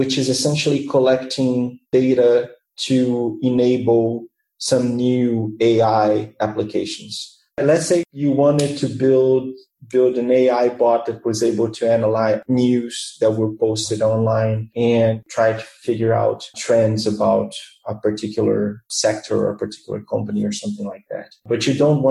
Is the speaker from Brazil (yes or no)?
yes; Rio de Janeiro, Brazil; I was born and raised here in Rio